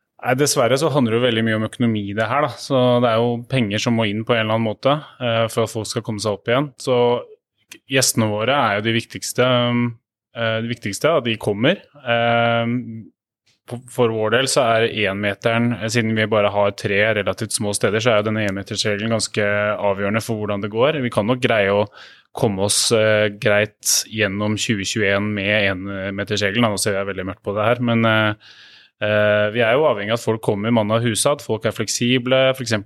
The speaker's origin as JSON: {"language": "Norwegian", "region": "Oslo", "country": "Norway", "said": "Jeg er fra, her fra Oslo"}